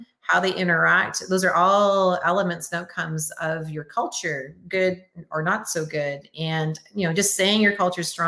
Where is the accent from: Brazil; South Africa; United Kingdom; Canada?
Canada; also born or lived in Windsor, Ontario; now in Oklahoma, United States; I'm Canadian